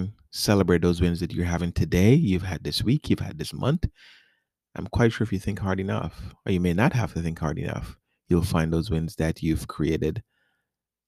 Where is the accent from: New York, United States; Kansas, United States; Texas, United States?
New York, United States; New York City; moved away as an adult; also born or lived in South America / Richmond, Virginia / Washington DC area / Nashville, Tennessee; now in Tampa, United States; I grew up in New York City. I was born in South America. And I came to New York City. And I grew up there